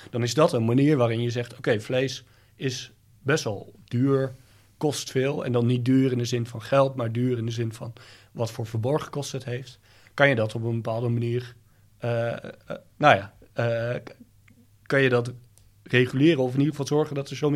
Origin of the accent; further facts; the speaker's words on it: Thailand; born there; Nou, ik ben, ik ben in Thailand geboren.